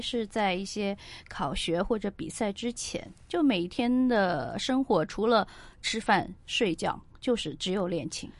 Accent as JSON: {"language": "Chinese", "region": "Jiangsu", "country": "China", "tie": "born or raised there", "moved": "yes", "lives_now": "Hong Kong", "said": "因为我出生在中国江苏"}